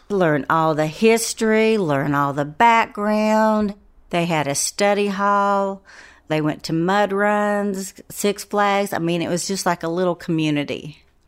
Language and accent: English; Asheville, North Carolina, United States; I grew up in West Asheville